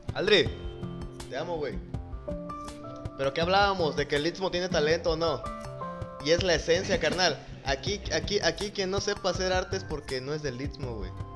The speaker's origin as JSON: {"language": "Spanish", "town": "Juchitán de Zaragoza", "region": "Oaxaca", "country": "Mexico", "tie": "born or raised there", "said": "nosotros somos de acá de Juchitán, tenemos conocimiento del zapoteco"}